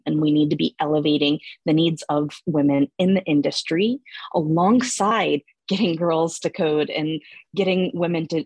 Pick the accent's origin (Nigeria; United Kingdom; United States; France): United States; Atlanta, Georgia; moved away as an adult; also born or lived in Germany; I'm originally from Atlanta.